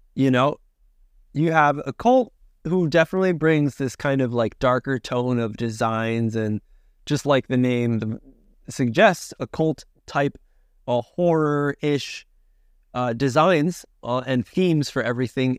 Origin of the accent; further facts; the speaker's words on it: Connecticut, United States; moved away; I'm a fellow, uh, nutmegger from the tri-state area. I'm from Connecticut originally